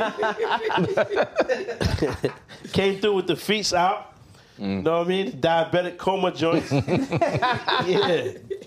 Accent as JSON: {"language": "English", "town": "Memphis", "region": "Tennessee", "country": "United States", "said": "I'm from Memphis"}